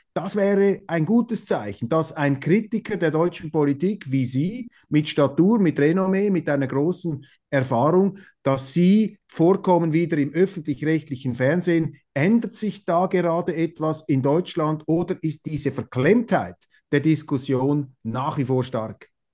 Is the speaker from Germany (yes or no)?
no; Switzerland; auch in der Schweiz haben wir